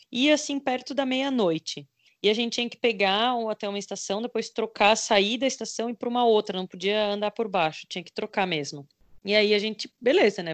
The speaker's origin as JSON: {"language": "Portuguese", "country": "Brazil", "said": "a gente é do Brasil"}